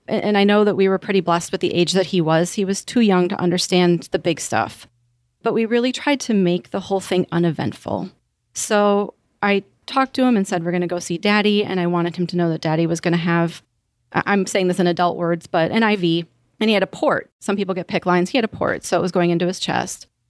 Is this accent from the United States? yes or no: yes; Wisconsin, United States; now in Naples, United States; I'm from Wisconsin